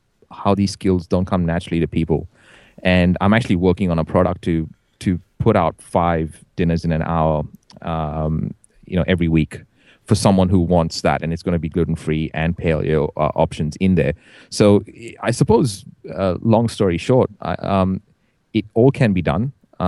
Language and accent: English; India; I'm Indian, right?